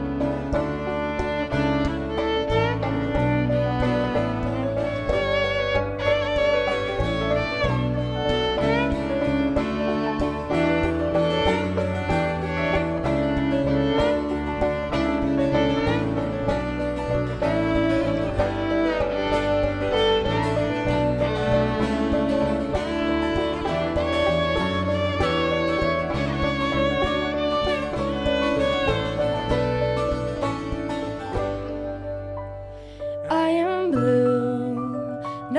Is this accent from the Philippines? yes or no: no; Montreal, Quebec, Canada; we come from Montreal, Quebec